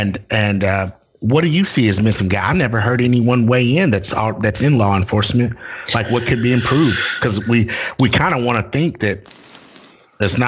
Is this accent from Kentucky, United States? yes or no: yes; Bowling Green, Kentucky, United States; moved away as an adult; now in Nashville, United States; I was born and raised in Bowling Green. I'm living down here in Nashville, working in the rat race